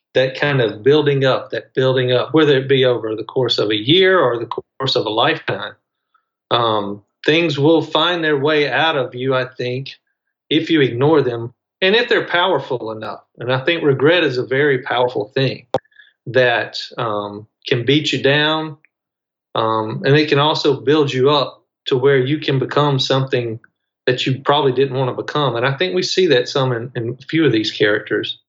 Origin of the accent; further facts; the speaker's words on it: Mississippi, United States; I'm from Mississippi